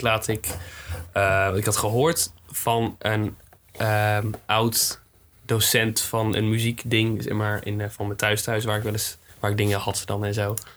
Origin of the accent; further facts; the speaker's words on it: Swifterbant, Flevoland, Netherlands; now in Groningen, Netherlands; Ik kom uit Sifterband